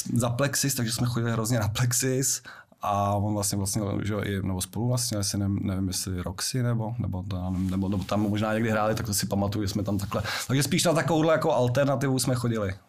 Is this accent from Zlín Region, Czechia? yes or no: no; Prague, Czechia; also born or lived in Liberec; u nás na Brandově